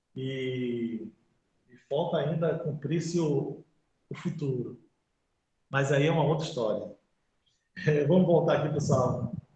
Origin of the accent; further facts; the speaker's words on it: Bahia, Brazil; nós que somos aqui da Bahia